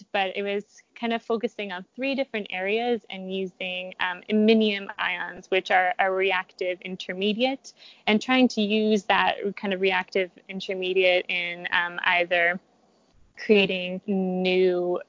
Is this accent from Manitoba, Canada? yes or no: no; Ottawa, Ontario, Canada; now in Toronto, Canada; I grew up in Ottawa, the capital of Canada. And I was there until the end of my undergraduate degree, and then decided to make the big move to the big city of Toronto to do my graduate